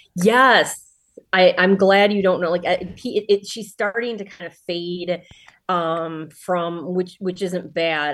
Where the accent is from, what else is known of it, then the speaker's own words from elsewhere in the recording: Sterling Heights, Michigan, United States; also born or lived in Troy, Michigan / Ann Arbor, Michigan; I was born in the northern suburbs of Detroit, uh, in Sterling Heights, Troy area, um, and then when I was a teenager, my parents got divorced, and mom was still in Sterling Heights, dad was in Troy, so I truly straddled the line, um, growing up